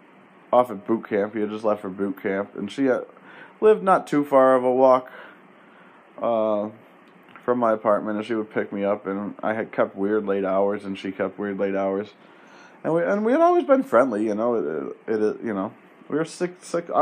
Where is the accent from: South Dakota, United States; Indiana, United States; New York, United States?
New York, United States; Penfield; I'm from Penfield